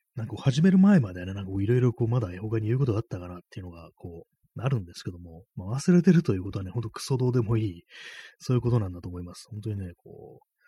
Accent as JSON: {"language": "Japanese", "country": "Japan", "first_language": "Japanese", "said": "日本人でね、日本母語が日本語"}